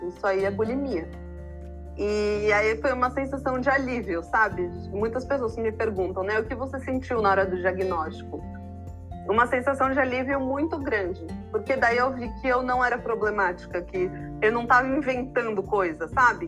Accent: São Paulo, Brazil; moved away as an adult; Eu me mudei para a praia para ter mais esse contato, mas eu morei minha vida inteira em São Paulo.

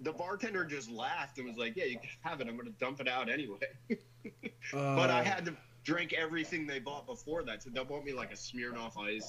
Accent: New Jersey, United States; now in California, United States; I live in California, but you know, I'm from New Jersey.

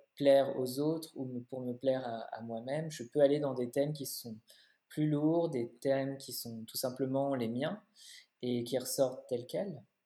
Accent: Paris, Île-de-France, France; moved away as an adult; now in Berlin, Germany; je suis née, j'ai grandi à Paris

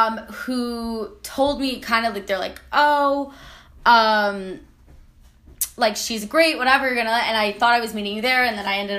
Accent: New Jersey, United States; now in New York, United States; I am from New Jersey, now living in New York

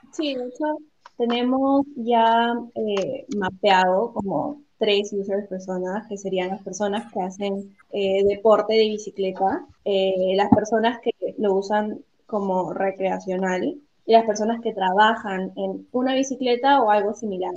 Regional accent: Peru; nosotras somos peruanas

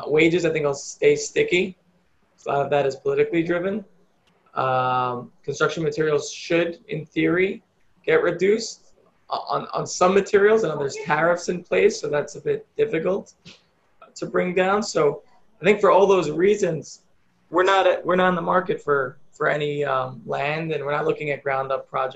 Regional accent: New York, United States; I'm a New Yorker, love New York.

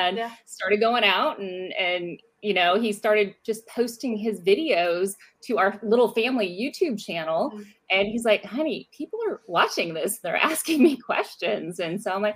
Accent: Richmond, California, United States; moved away as an adult; I grew up in Northern California in the San Francisco Bay Area, a little town or a little big town called Richmond

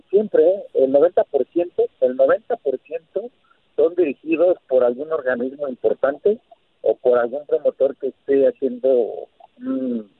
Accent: Mexico; Vivo en México y soy mexicano.

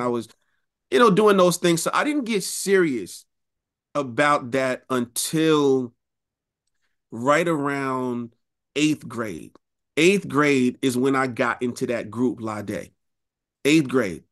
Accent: New York City, New York, United States; also born or lived in Rochester, New York; I was raised in Queens

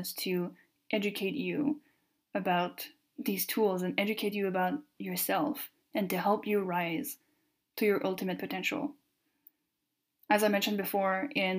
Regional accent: Canada; first language French; English is a second language; I am French Canadian, so my first language is French

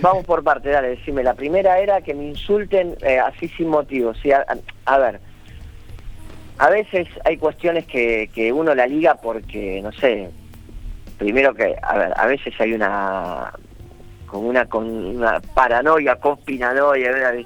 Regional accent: Buenos Aires, Argentina; yo vengo de Buenos Aires

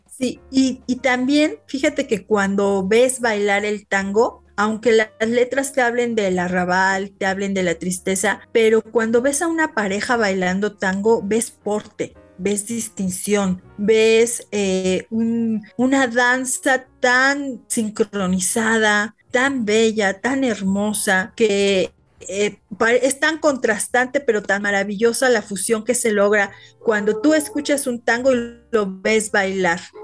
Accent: Mexico; nosotros los mexicanos

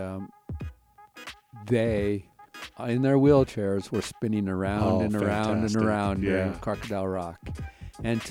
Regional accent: Winnett, Montana, United States; now in Casper, United States; I was born and raised on a 40,000-acre cattle ranch in central Montana, outside a little town called Winnet

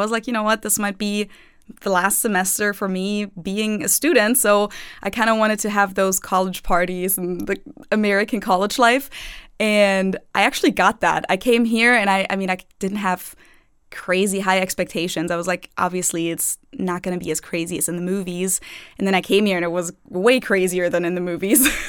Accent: Munich, Bavaria, Germany; English is a second language; moved away as an adult; now in Cincinnati, United States; I grew up in Munich

